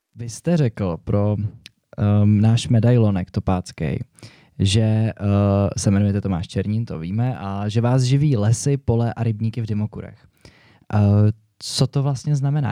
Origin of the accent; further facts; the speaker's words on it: Prague, Czechia; Já jsem tady kluk z Prahy, bydlím celý život ve městě